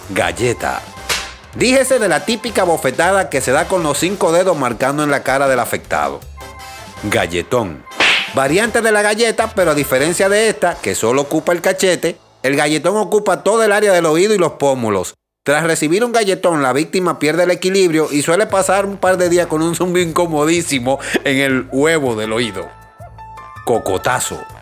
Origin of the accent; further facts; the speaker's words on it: Dominican Republic; Porque siempre trato de evitar los dominicanismos cuando converso con alguien que no tengo mucha confianza o que acabo de conocer.